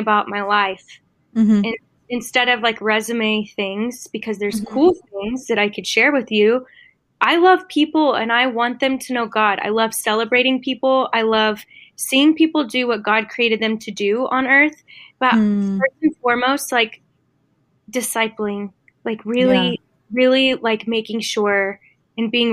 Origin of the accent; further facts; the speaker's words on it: Dallas-Fort Worth area, Texas, United States; I live in Texas, born and raised in the Dallas-Fort Worth area.